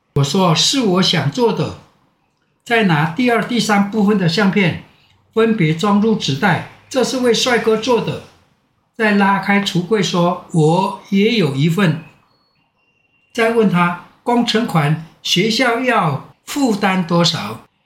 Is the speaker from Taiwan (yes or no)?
yes; Minhe Village, Nantou County, Taiwan; moved away as an adult; also born or lived in Luye, Taitung County / Taipei; 这是我的家乡，只要有我在，民和没问题